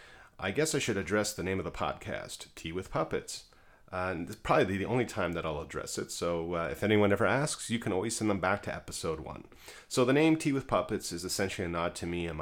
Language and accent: English; Canada; being Canadian